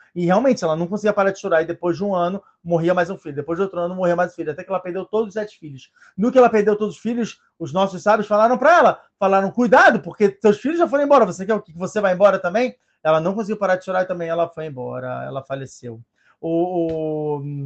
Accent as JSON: {"language": "Portuguese", "region": "Rio de Janeiro", "country": "Brazil", "moved": "yes", "said": "eu sou brasileiro, eu tive que voltar ao Brasil para que exatamente para o Rio de Janeiro, exatamente para os lugares onde eu estava"}